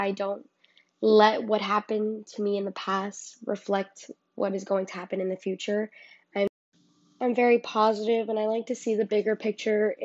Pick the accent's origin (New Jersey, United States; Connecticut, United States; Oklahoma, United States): New Jersey, United States; Garfield; I'm from Garfield, because that's where I was raised.